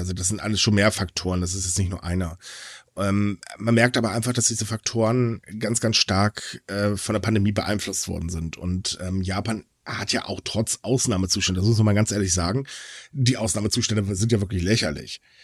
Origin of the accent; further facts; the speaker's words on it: Hamburg, Germany; als Hamburger, äh, als Norddeutscher